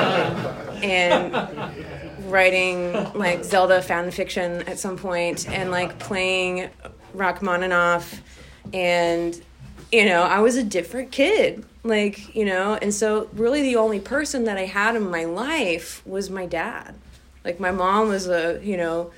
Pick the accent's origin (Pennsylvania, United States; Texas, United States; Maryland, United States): Texas, United States; Austin; born and raised in Austin, Texas